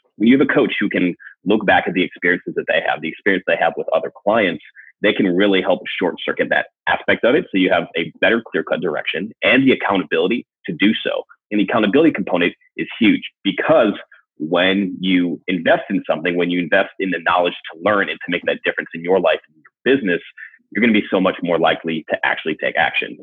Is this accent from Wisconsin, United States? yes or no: yes; Wisconsin, United States; I grew up in Wisconsin